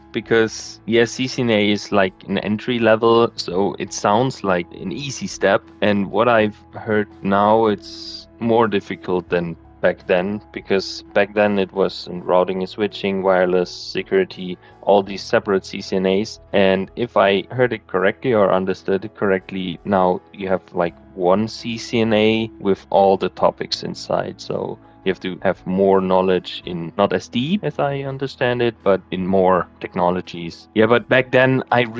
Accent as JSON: {"language": "English", "region": "Bavaria", "country": "Germany", "tie": "born or raised there", "said": "I grew up in Bavaria"}